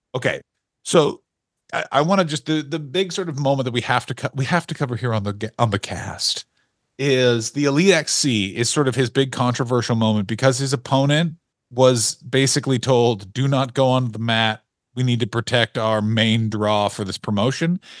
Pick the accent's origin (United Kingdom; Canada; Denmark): Canada; we don't have gangs in Canada